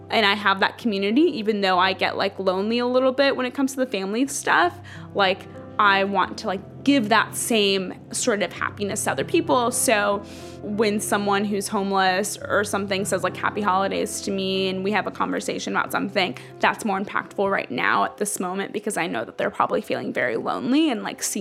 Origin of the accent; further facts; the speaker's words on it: Dallas, Texas, United States; also born or lived in Ethiopia; Um, that's actually where I grew up. I'm from Ethiopia, but I spent my um, elementary and high school years in Dallas.